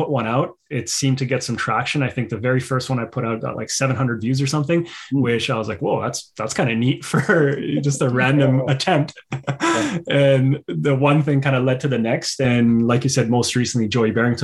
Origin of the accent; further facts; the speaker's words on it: Pakistan; moved away; I'm originally from Pakistan